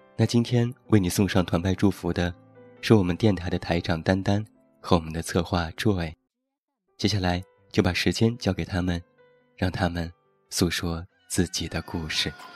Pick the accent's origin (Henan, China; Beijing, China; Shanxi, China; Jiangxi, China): Shanxi, China; Taiyuan; 现在在我的家乡山西太原